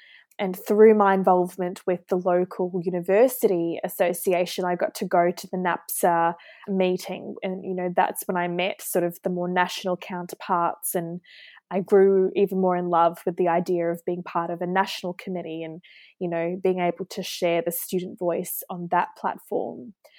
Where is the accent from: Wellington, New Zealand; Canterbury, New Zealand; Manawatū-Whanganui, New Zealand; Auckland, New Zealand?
Auckland, New Zealand; moved away as an adult; also born or lived in Queensland, Australia / Hobart, Tasmania, Australia; now in Melbourne, Australia; So Ali, I actually grew up in Auckland, New Zealand with my mum, dad and younger brother. I did all of my schooling there, primary, secondary, and then I moved to Australia in 2014 to embark on my university journey.